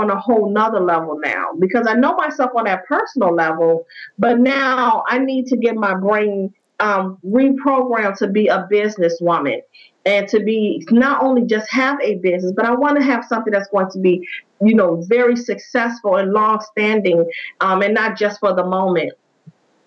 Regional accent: Chicago, Illinois, United States; I am from Chicago, Illinois, born and raised.

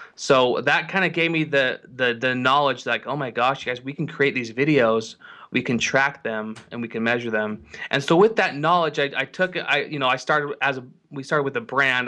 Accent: Salt Lake City, Utah, United States; I'm from Salt Lake City, Utah

